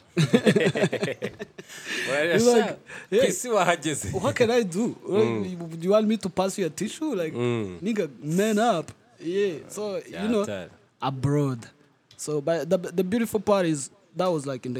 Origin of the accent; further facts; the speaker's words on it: Kigali, Rwanda; moved away; also born or lived in Turkey; I've always identified myself as a Muslim from Nyamirambo